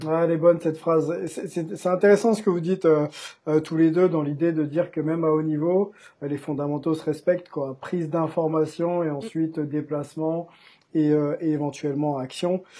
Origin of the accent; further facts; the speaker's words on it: France; chez nous en France